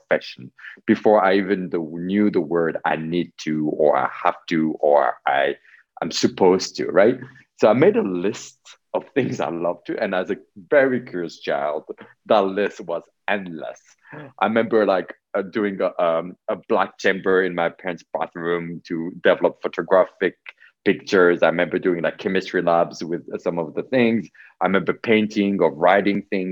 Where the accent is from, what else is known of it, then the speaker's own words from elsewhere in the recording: Switzerland; also born or lived in New York City; I was born in Switzerland from Polish parents. I grew up here